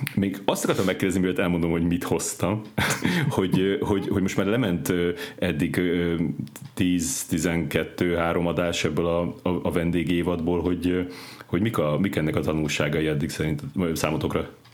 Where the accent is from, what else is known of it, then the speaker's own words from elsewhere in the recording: Szeged, Csongrád-Csanád, Hungary; én Szegeden, ö, nőttem föl